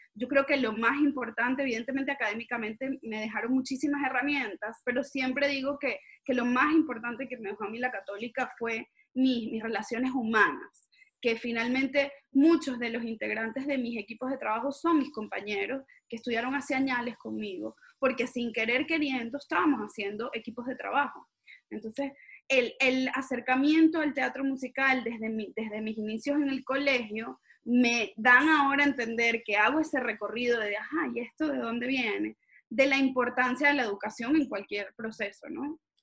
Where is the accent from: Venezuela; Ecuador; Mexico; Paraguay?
Venezuela